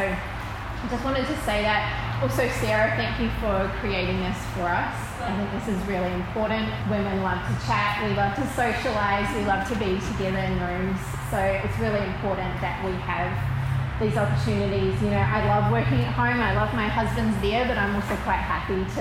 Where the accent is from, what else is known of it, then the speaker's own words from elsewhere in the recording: New Zealand; moved away as an adult; also born or lived in Sydney, Australia / Melbourne, Australia; now in Newcastle, Australia; I grew up in New Zealand and then moved here 20 years ago.